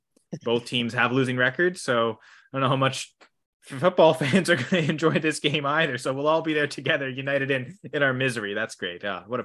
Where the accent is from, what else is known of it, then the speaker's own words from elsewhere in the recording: Canada; Because I'm Canadian.